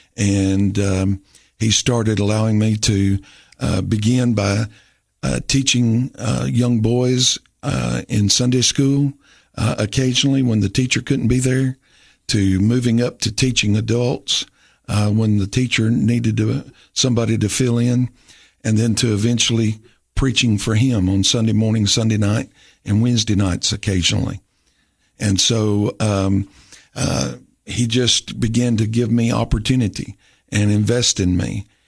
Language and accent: English; Rome, Tennessee, United States; also born or lived in Carthage, Tennessee; I grew up in Rome Baptist Church in Rome, Tennessee